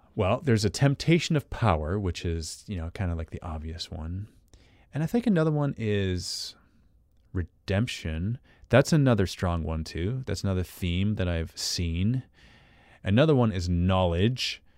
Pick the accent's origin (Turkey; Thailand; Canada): Canada; accent: Canadian; I'm Canadian